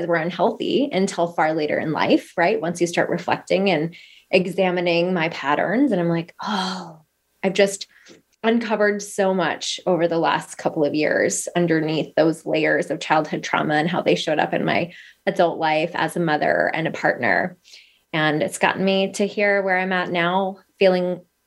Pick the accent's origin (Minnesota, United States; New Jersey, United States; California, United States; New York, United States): Minnesota, United States; Northern; moved away as an adult; now in Arizona, United States; I am originally from Northern Minnesota. I've lived in Arizona for the past almost 12 years